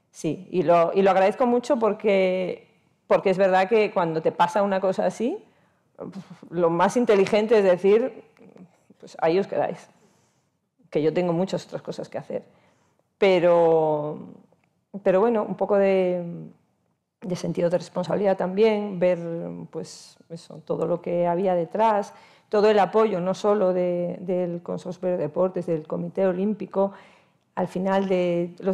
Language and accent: Spanish; Castropol, Asturias, Spain; en Castropol, por supuesto en, mi club, en mi pueblo, que empezamos a remar las niñas, pues eso, a final de los 70, primeros de los 80